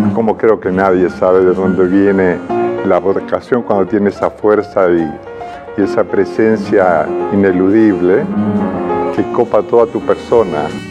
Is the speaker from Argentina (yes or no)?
yes; Mendoza, Argentina; moved away as an adult; also born or lived in Rome / Madrid; now in Unquillo, Argentina; un colegio muy lindo, muy importante de Mendoza